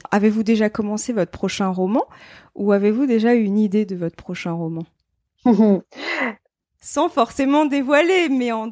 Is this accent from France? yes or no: yes; Mulhouse, Grand Est, France; c'est exactement ça, parce que moi, je suis d'origine d'Alsace. Enfin, je viens de Mulhouse à la base.